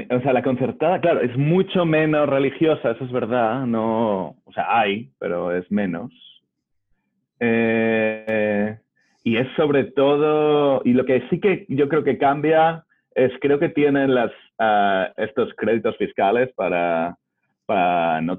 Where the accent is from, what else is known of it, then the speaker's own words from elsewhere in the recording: Madrid, Community of Madrid, Spain; moved away as an adult; now in Washington, United States; yo me crié en Madrid, o sea que yo conozco, yo soy ah, también producto de mi abuelo es el de Colunga. Yo ya estoy trasplantado.